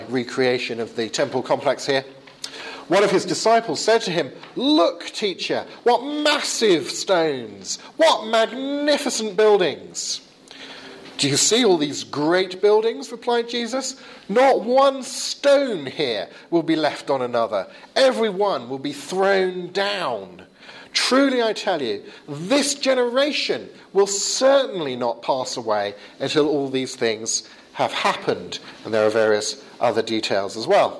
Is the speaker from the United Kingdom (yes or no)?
yes; England, United Kingdom; as we English say